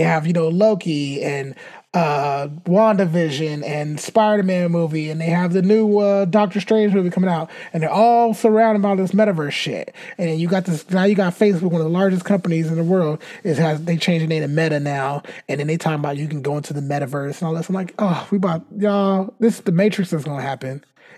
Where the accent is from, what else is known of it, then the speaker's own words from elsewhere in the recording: California, United States; We're from California. So, yeah.